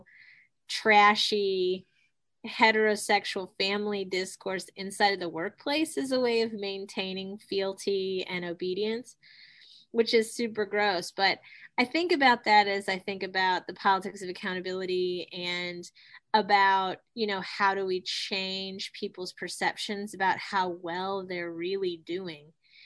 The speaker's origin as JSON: {"language": "English", "region": "Ohio", "country": "United States", "said": "I'm from Ohio"}